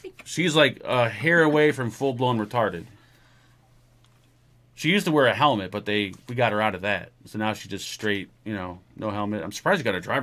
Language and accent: English; United States; I'm American